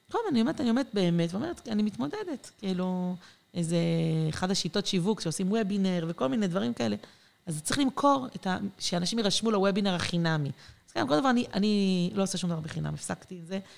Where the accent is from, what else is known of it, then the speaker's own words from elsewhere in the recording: Ma'ale Adumim, Judea and Samaria Area, Israel; also born or lived in Mitzpe Ramon / Jerusalem / Safed; במקור אני ממעלה אדומים, אה, mm. ליד ירושלים. אנחנו שנים מסתובבים, גרנו במלא מקומות.